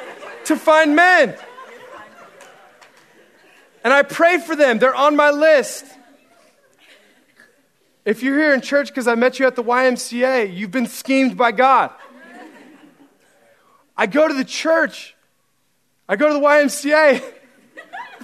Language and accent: English; Central Oregon, United States; moved away as an adult; I grew up in Central Oregon